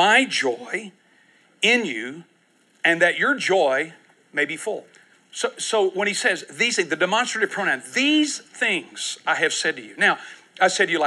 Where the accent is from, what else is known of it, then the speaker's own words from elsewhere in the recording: Houston, Texas, United States; I'm from Houston.